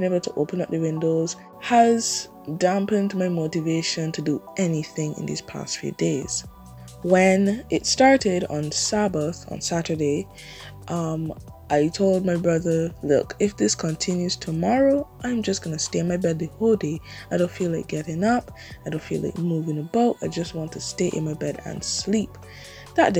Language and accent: English; Barbados; I'm from Barbados